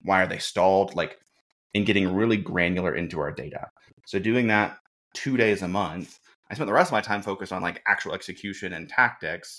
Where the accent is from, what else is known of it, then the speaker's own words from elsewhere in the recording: Birmingham, Alabama, United States; moved away as an adult; also born or lived in Jackson, Mississippi; now in Indianapolis, United States; born and raised in Birmingham, Alabama, moved to Jackson, Mississippi for college